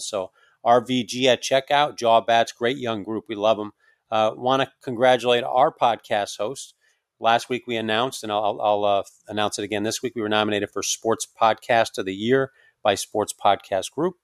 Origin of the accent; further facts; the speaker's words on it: Northeast, United States; I, I, am from the Northeast.